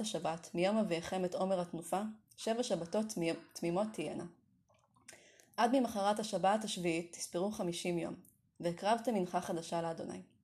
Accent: Kiryat Tiv'on, Northern District, Israel; ימי ילדותי בטבעון הרחוקה

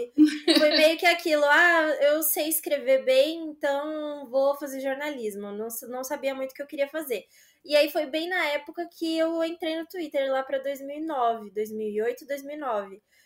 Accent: Aparecida, São Paulo, Brazil; moved away as an adult; now in São Paulo, Brazil; Eu sou de Aparecida, mas eu morava lá trabalhei é, nessa mesma empresa por uns quatro anos

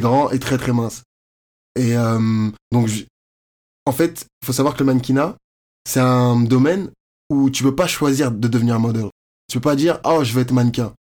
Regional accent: Courbevoie, Île-de-France, France; moved away as an adult; also born or lived in Côte d'Ivoire; now in Montreal, Canada; je viens de Courbevoie, c'est à côté de Paris

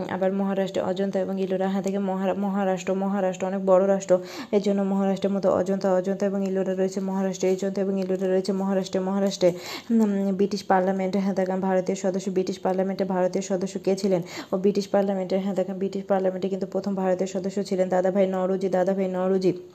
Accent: Bangladesh; আমাদের দেশে

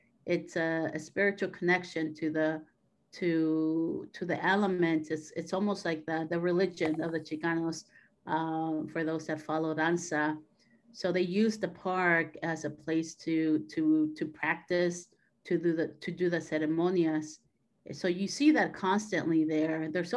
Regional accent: San Diego, California, United States; from San Diego, Southern California. I'm a first generation Mexican-American, daughter of immigrant parents that came here and stayed in San Diego. And this is where I was born.

